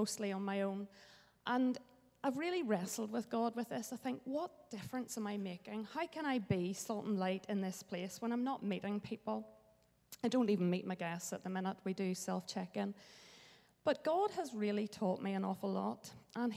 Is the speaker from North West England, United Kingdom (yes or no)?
no; Bangor, Northern Ireland, United Kingdom; I grew up in Bangor, so this is a familiar place for me